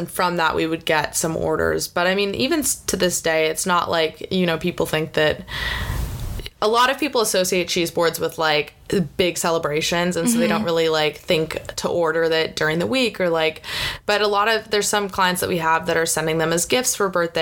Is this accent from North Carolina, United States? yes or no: no; California, United States; growing up in California